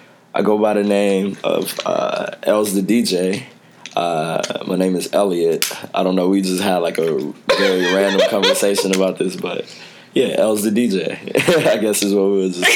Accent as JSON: {"language": "English", "town": "Dallas", "region": "Texas", "country": "United States", "tie": "born or raised there", "lives_now": "Chicago, United States", "said": "I grew up in Pleasant Grove."}